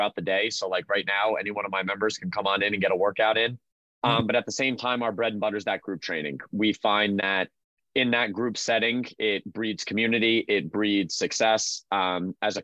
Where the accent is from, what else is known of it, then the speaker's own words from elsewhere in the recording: Freehold, New Jersey, United States; my hometown in Freehold, New Jersey